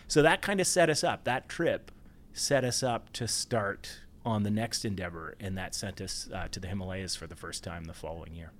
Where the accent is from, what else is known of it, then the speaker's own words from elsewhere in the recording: Ontario, Canada; also born or lived in Banff; now in Vancouver, Canada; I grew up in Ontario